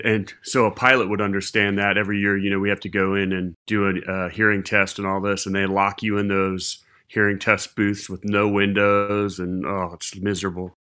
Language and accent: English; Ohio, United States; moved away; also born or lived in Charleston; growing up in Ohio